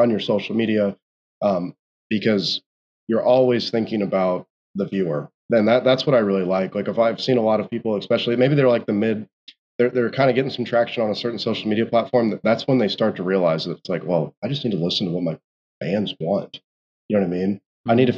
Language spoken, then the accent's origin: English; Indianapolis, Indiana, United States; moved away; I'm originally from Indianapolis